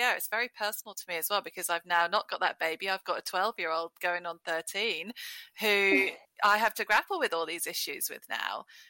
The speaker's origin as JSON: {"language": "English", "town": "Norwich", "region": "East of England", "country": "United Kingdom", "tie": "born or raised there", "also_born_or_lived": "Blackburn, Lancashire", "moved": "as an adult", "lives_now": "Perth, Australia", "said": "I was born in Blackburn in Lancashire, but I grew up in Norwich in Norfolk"}